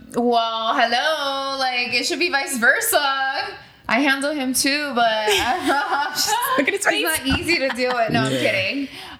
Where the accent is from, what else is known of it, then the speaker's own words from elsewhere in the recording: Boston, Massachusetts, United States; So I was born in Boston, but I came here when I was 4 years old. So I'm definitely Miami girl. I love Miami, but my dad's Puerto Rican and my mom's Italian.